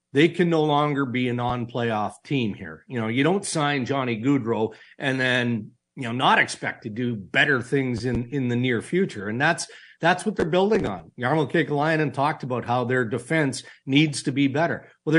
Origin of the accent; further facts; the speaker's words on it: Saskatchewan, Canada; I grew up in Saskatchewan. My parents would lock the kids in the car and just smoke their brains out